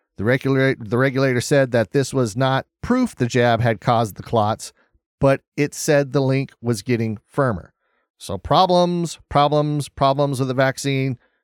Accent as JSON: {"language": "English", "country": "United States"}